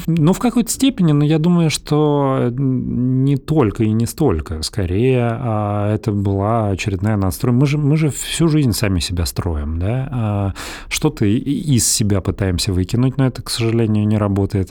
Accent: Belgorod, Belgorod Oblast, Russia; moved away; also born or lived in Moscow; мы ну, практически вместе росли в Белгороде

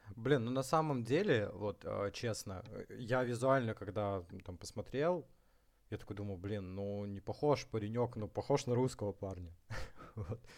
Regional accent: Far North, Russia; я сам с Крайнего Севера, с небольшого, э, поселка

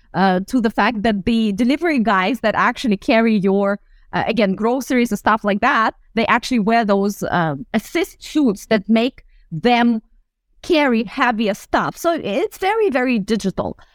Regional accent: Russian Far East, Russia; moved away; I was born in the Far East of Russia, um, very close to the China border.

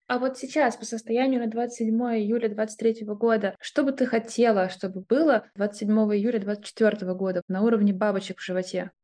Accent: Moscow, Russia; moved away; это был год сепарации от большого «мы», как мы россияне, и от «мы», как мы москвичи

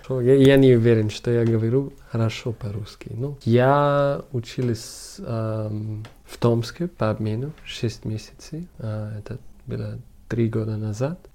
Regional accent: Munich, Bavaria, Germany; Russian is a second language; А я э, из Мюнхена.

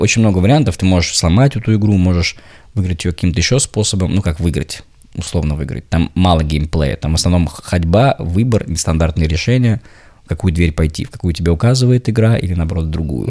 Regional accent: Saint Petersburg, Russia; не москвич, а петербуржец

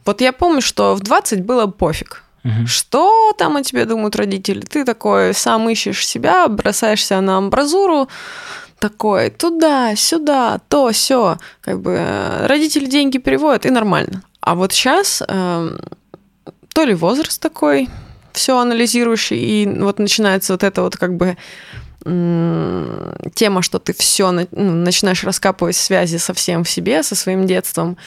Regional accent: Chelyabinsk Oblast, Russia; also born or lived in Nizhnevartovsk, Khanty-Mansi Autonomous Okrug / United States; я выросла в Челябинске, и можно сказать, что все мое такое становление со школьного возраста произошло там.

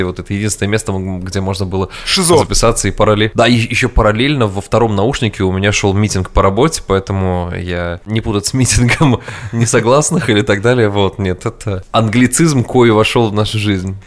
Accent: Samara, Samara Oblast, Russia; moved away as an adult; also born or lived in New York, United States; now in Austin, United States; я рос и жил в Самаре всю свою сознательную жизнь

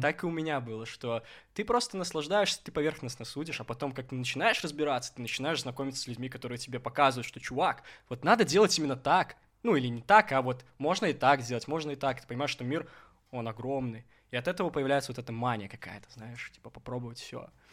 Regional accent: Gomel, Gomel Region, Belarus; now in Minsk, Belarus; я родом из Гомеля

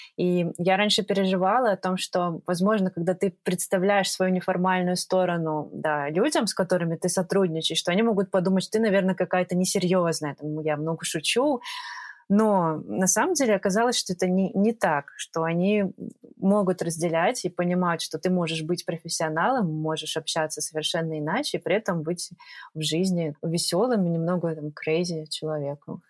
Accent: Minsk, Belarus; moved away as an adult; also born or lived in Prague, Czech Republic; now in Tbilisi, Georgia; Я жила в Минске

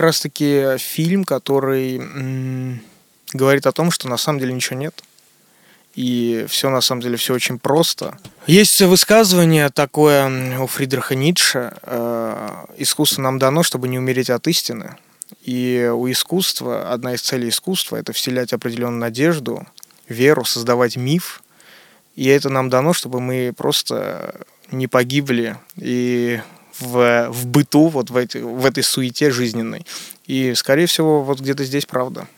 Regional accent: Moscow, Russia; also born or lived in Armenia; Я родился, но вырос здесь, в Москве. Но каждое лето я еду в Армению, там у меня огромное количество родственников

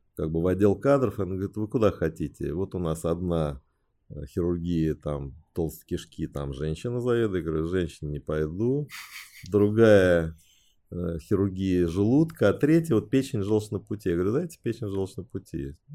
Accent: Beijing, China; first language Chinese; Russian is a second language; now in Moscow, Russia; Родился я в Пекине. Отец у меня геолог, китаец, мама тоже геолог, э, русская

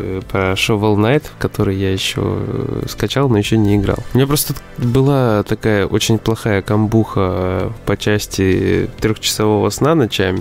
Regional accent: Omsk, Omsk Oblast, Russia; я из Омска

